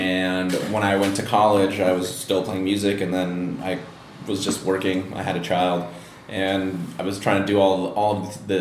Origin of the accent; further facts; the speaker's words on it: Los Angeles, California, United States; the valley where I grew up in the San Fernando Valley